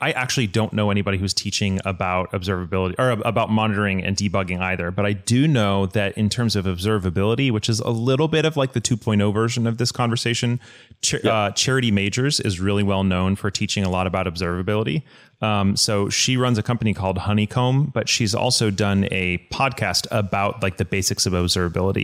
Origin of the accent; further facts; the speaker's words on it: United States; as an American